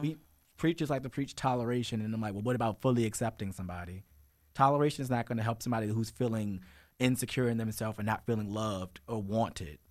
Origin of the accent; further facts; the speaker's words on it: Richmond, Virginia, United States; also born or lived in Chesterfield County, Virginia; I grew up in Richmond Public Schools